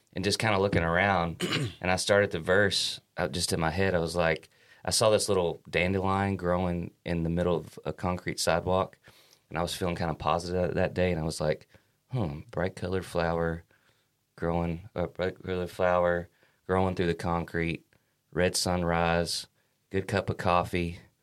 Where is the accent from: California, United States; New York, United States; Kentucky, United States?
Kentucky, United States; we're from Kentucky, and our Kentucky roots always make their way through the music